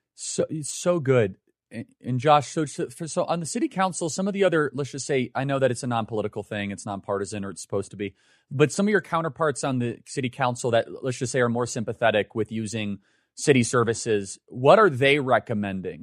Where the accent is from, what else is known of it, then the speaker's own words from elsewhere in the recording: United States; Growing up in America